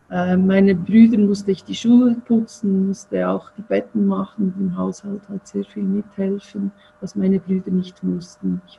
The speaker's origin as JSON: {"language": "German", "region": "Zurich", "country": "Switzerland", "tie": "born or raised there", "lives_now": "Bern, Switzerland", "said": "Zürich aufgewachsen und dann lebe jetzt schon seit vielen, vielen Jahren in Bern und bin, äh, fühle mich auch als Bernerin."}